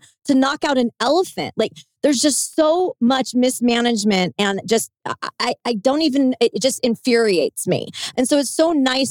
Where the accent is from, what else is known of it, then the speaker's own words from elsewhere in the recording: Southern California, United States; I'm from, you know, the land of the fruits and the nuts here in Southern California